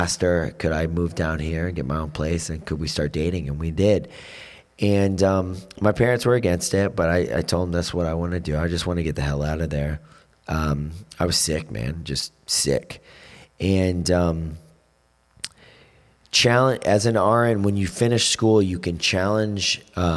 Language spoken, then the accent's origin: English; Florida, United States; moved away as an adult; now in Vero Beach, United States; I grew up in the Panhandle where all my friends were from